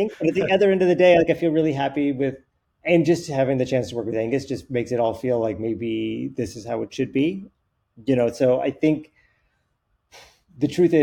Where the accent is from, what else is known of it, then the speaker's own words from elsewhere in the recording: Reno, Nevada, United States; also born or lived in Hawaii; I grew up in Reno, Nevada. Like, you know, I mentioned Hawaii, but I really grew up in Reno, Nevada